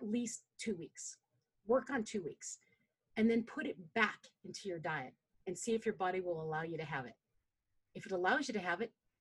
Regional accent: Philippines; I'm a Filipina. We like rice.

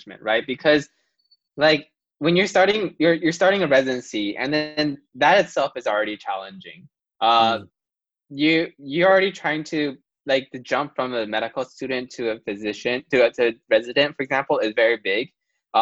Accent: Taiwan; now in United States; Taiwan, I'm from Taiwan

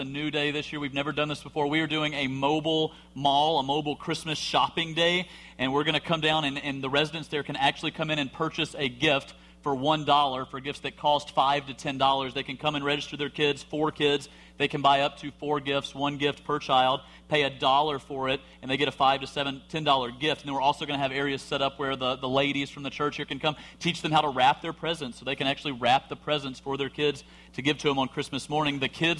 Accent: Alabama, United States

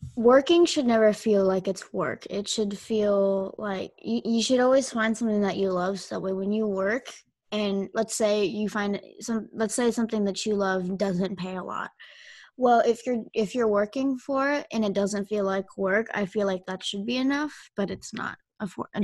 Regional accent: United States; I grew up in America.

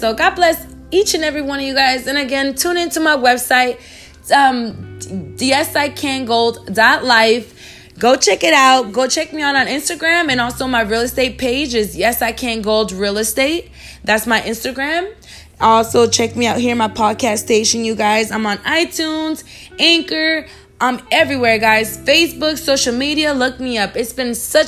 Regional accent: Alaska, United States; now in Miami, United States; I grew up in Alaska

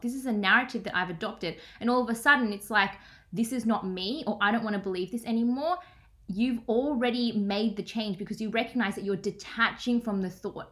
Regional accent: Melbourne, Victoria, Australia; I'm from Melbourne, Australia

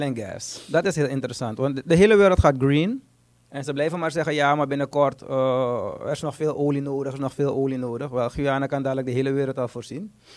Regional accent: Suriname; Ik ben een Surinamer.

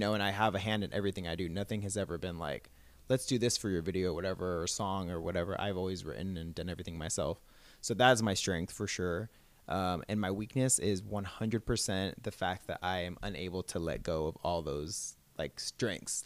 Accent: Southern California, United States; also born or lived in Orange County / Los Angeles; I am from California, so I've, Southern California my whole life pretty much

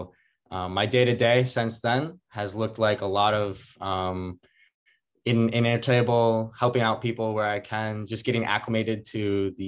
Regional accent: northern Minnesota, United States; grew up in northern Minnesota, small town.

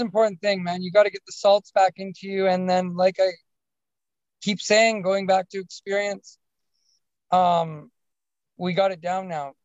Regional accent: Alberta, Canada; I'm from Alberta. I don't know if you know Canada too well, but we, are the we're the Texas of uh, of Canada

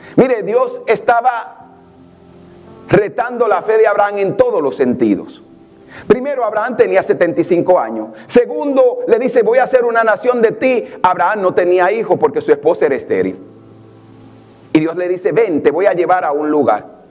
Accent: Santa Bárbara de Samaná, Samaná, Dominican Republic; now in New York, United States; yo crecí en un barrio en Samaná

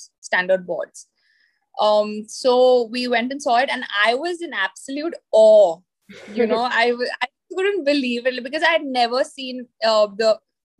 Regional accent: Pune, Maharashtra, India; I'm originally from Pune, which mm-hmm. is in Maharashtra, India

